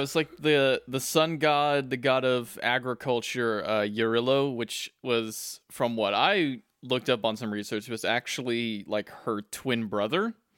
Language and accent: English; South Texas, United States; I come from South Texas